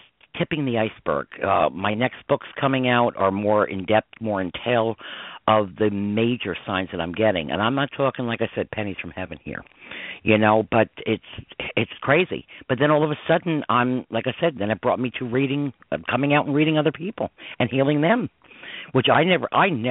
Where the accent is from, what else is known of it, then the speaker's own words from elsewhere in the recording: Westchester County, New York, United States; growing up in Westchester County, New York